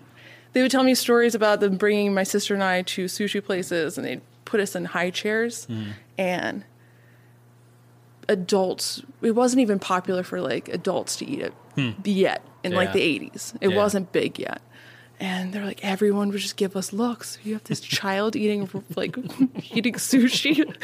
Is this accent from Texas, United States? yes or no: no; Philadelphia, Pennsylvania, United States; moved away as an adult; now in Syracuse, United States; I grew up in Philly.